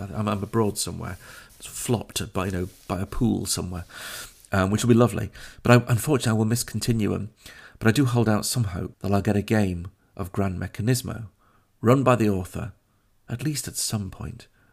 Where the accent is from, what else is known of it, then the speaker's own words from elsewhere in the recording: Sheffield, Yorkshire and the Humber, United Kingdom; Crooks being a, a, a district in my hometown of Sheffield